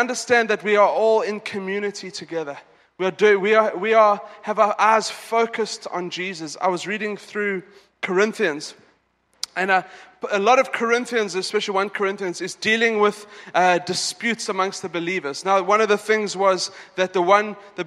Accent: South Africa; now in Dubai, United Arab Emirates; I'm South African

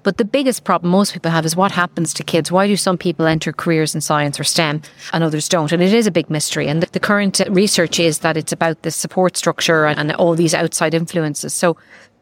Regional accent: Ireland; I came from Ireland

